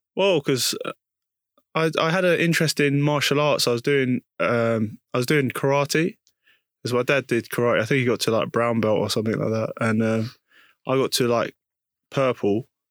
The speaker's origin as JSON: {"language": "English", "region": "London", "country": "United Kingdom", "tie": "born or raised there", "also_born_or_lived": "Putney / Hackney / Leytonstone", "said": "I was born in East London"}